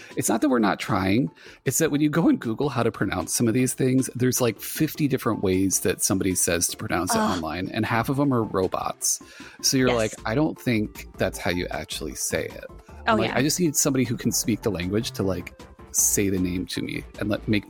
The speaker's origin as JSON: {"language": "English", "country": "United States", "tie": "born or raised there", "said": "Like I grew up in the Southeast and the Northeast. So I got like a mix of both."}